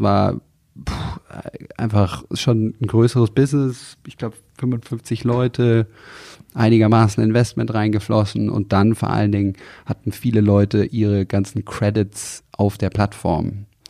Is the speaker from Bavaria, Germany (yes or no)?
yes; near Tegernsee, Bavaria, Germany; ich bin aufgewachsen in der Nähe vom Tegernsee in den Bergen, in Kreuz